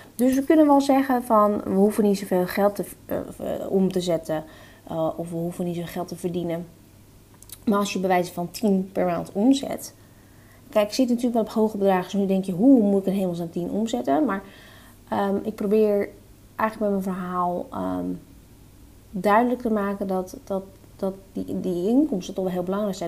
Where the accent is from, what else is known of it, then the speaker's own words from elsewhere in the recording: Netherlands; wij zijn Nederlanders, wij zijn nuchtere Nederlanders